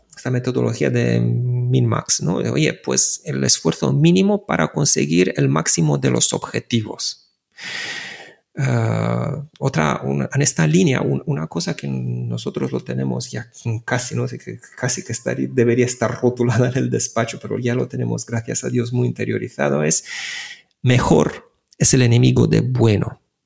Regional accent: Bucharest, Romania; Spanish is a second language; now in Barcelona, Spain; yo nací en Bucarest

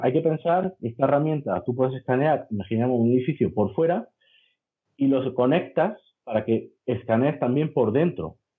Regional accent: Granada, Andalusia, Spain; de Granada, ingeniero de edificación

